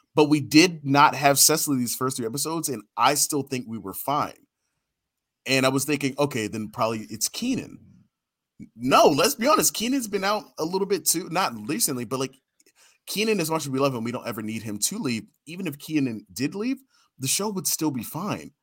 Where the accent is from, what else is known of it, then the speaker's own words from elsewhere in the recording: Baltimore, Maryland, United States; I grew up in Baltimore